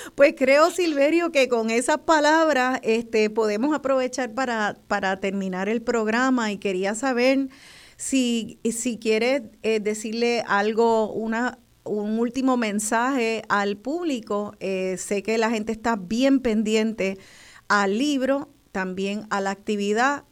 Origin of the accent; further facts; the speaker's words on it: Puerto Rico; como boricuas con orgullo